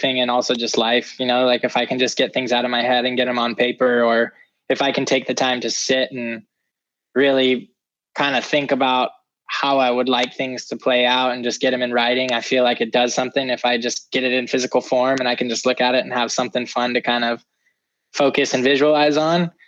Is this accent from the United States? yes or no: yes; California, United States; I'm from California